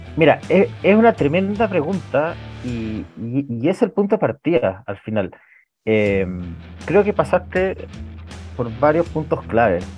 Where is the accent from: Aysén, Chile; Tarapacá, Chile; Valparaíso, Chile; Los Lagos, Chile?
Aysén, Chile; Coyhaique; moved away as an adult; now in Santiago, Chile; yo crecí en Coyhaique, en el sur de Chile